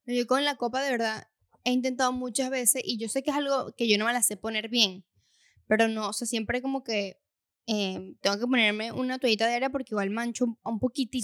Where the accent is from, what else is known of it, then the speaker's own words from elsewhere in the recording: Venezuela; moved away; en nuestro caso de donde somos, en Venezuela